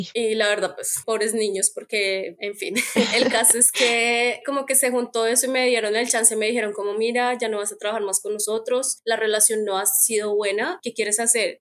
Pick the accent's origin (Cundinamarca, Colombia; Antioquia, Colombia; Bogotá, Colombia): Bogotá, Colombia; first language Spanish; moved away as an adult; also born or lived in Netherlands / Belgium; now in Canada; yo soy de Bogotá